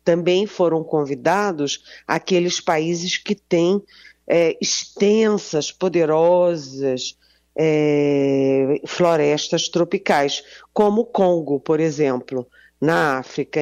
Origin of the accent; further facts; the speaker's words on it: Rio de Janeiro, Brazil; é aquele compromisso de carioca que a gente brinca, e eu sou carioca